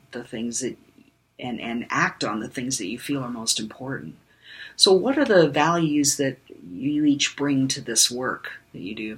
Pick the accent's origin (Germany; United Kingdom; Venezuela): Germany; born there